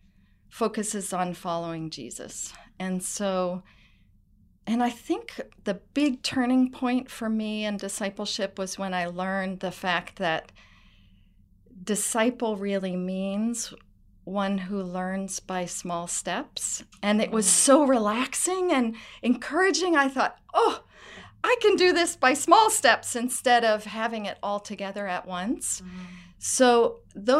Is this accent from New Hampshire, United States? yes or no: yes; New Hampshire, United States; I'm from New Hampshire and was raised in the United Church of Christ